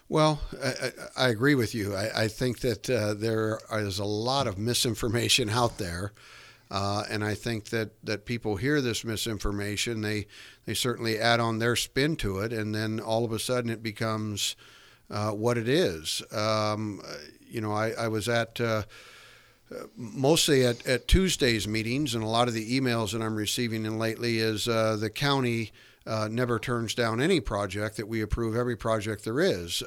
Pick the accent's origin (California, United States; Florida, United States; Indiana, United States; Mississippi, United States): California, United States; American Canyon; I grew up in American Canyon